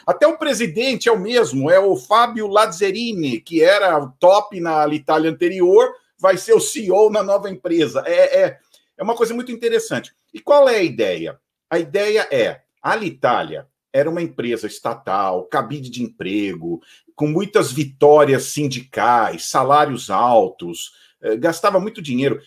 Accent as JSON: {"language": "Portuguese", "region": "São Paulo", "country": "Brazil", "moved": "yes", "lives_now": "Atlanta, United States", "said": "eu sou, eu sou de São Paulo"}